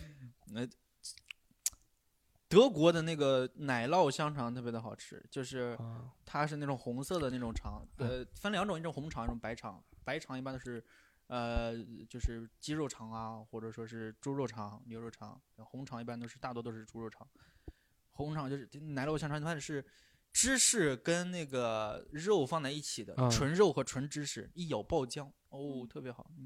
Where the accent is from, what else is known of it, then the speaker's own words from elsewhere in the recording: Shandong, China; 我们山东人怎么能去？